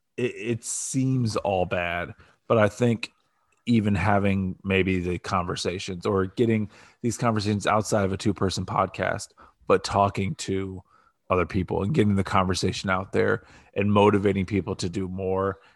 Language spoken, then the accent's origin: English; Canton, Ohio, United States; now in Columbus, United States; I live in the residential area of Northeast Ohio in the Canton area